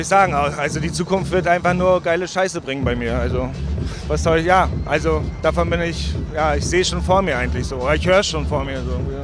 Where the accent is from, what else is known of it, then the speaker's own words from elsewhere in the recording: Rostock, Mecklenburg-Vorpommern, Germany; ich komme aus Mecklenburg-Vorpommern, Rostock. Aber Rostock ist jetzt, würde ich sagen, kein Country, sondern ist so eine kleine Großstadt. 200.000 Einwohner, sehr schön. Ich wohne da immer noch seit 38 Jahren.